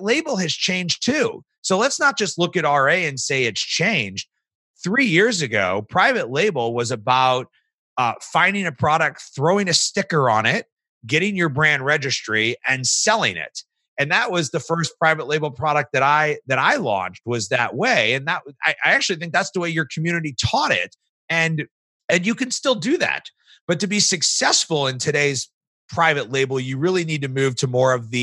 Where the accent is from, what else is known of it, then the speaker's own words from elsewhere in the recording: St. Louis, Missouri, United States; I was from St. Louis